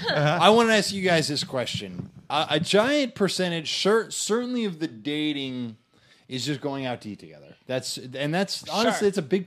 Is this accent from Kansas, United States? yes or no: yes; Kansas, United States; I'm from Kansas